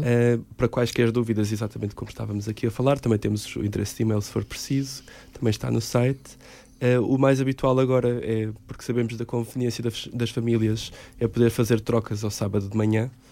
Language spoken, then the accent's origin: Portuguese; Caldas da Rainha, Centro, Portugal; now in Lisbon, Portugal; Eu sou de Caldas da Rainha